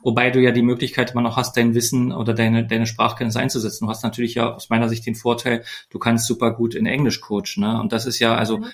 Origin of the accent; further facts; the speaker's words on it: Germany; wir Deutschen